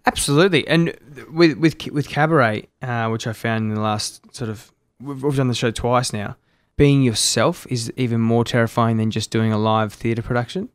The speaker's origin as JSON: {"language": "English", "town": "Melbourne", "region": "Victoria", "country": "Australia", "tie": "born or raised there", "also_born_or_lived": "Sydney", "moved": "yes", "lives_now": "Gold Coast, Australia", "said": "I grew up in Melbourne"}